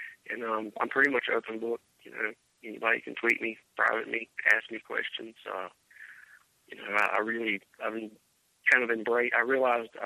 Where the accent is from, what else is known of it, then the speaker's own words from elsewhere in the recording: Rockingham, North Carolina, United States; I'm from Rockingham, North Carolina.